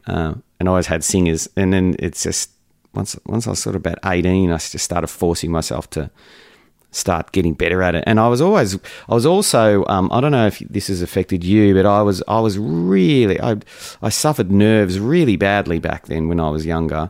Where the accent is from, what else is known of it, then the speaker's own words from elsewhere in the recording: Melbourne, Victoria, Australia; I grew up in the western suburbs of Melbourne in a place called Laverton